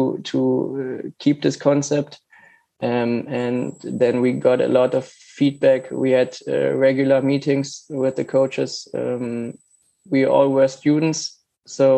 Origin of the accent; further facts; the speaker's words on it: Germany; I'm from Germany